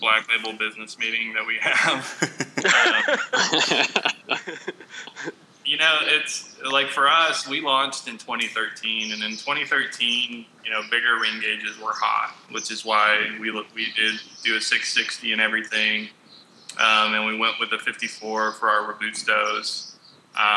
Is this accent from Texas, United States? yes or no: yes; Texas, United States; we're from Texas